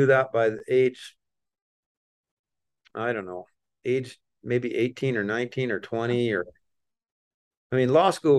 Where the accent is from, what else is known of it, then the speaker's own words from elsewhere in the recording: Wisconsin, United States; Small town, small farm. I don't know, medium sized farm back there.